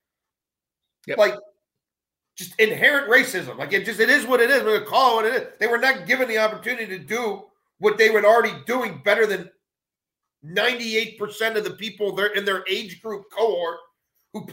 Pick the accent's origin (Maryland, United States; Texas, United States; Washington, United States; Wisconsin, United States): Maryland, United States; Baltimore; I'm growing up in Baltimore